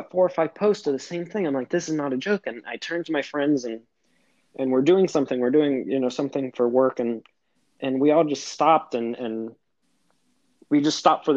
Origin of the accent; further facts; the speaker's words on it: Miami, Florida, United States; We're both from Miami